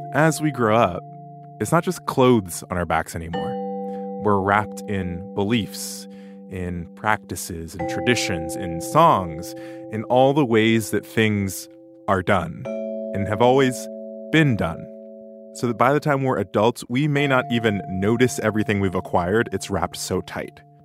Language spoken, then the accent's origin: English; Tennessee, United States; I'm from Tennessee